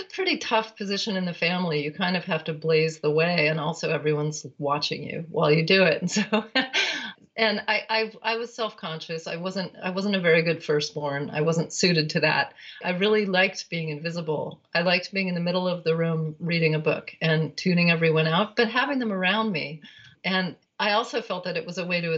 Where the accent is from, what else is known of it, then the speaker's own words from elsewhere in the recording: Berkeley, California, United States; I was born in 1962 in Berkeley, California